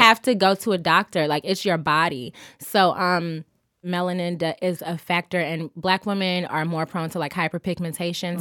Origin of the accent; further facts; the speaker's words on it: Augusta, Georgia, United States; I'm from Augusta, Georgia